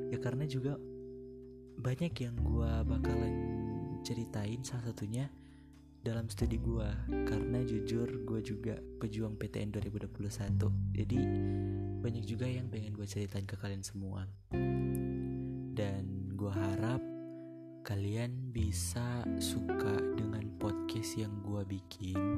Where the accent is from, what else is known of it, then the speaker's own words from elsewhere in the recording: Kawangkoan, North Sulawesi, Indonesia; Lebihan gue asal Sulawesi Utara khususnya di Kawangkoan jadi kalau kalian gak tau Kawangkoan gue cuma bilang itu dekat Manado sih